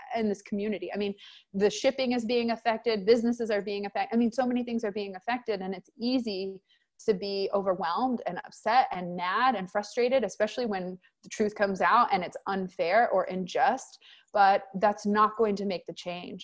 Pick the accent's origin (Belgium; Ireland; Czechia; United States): United States; Texas; I'm from Texas